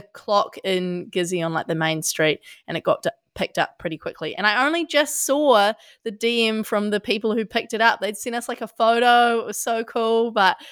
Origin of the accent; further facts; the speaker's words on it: Australia; now in New Zealand; I'm an Aussie